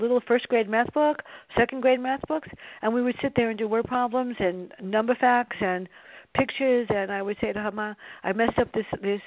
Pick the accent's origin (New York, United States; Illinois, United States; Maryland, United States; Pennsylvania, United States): New York, United States; New York City; My sister and I grew up in the South Bronx